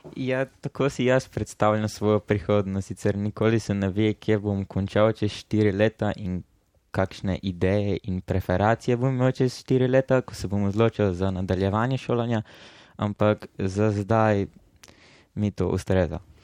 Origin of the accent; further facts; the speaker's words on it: Murska Sobota, Slovenia; prihajam iz Murske sobote